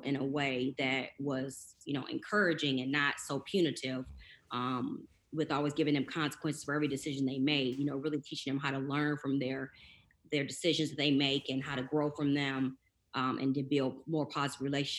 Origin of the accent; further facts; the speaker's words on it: Chicago, Illinois, United States; I was born and raised in Chicago, Illinois, in a south suburb of Chicago.